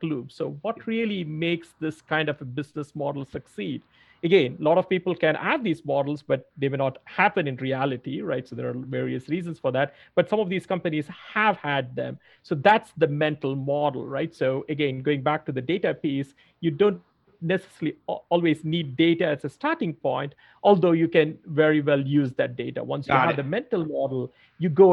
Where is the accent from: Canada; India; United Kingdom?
India; moved away; also born or lived in Australia / New York; I had not seen much of snow growing up in India and then in Australia.